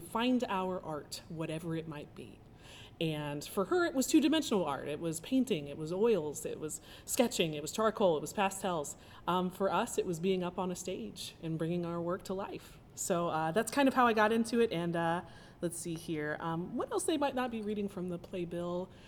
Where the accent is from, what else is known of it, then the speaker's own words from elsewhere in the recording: Indianapolis, Indiana, United States; moved away; also born or lived in Cincinnati; I'm from Indianapolis, Indiana, born and raised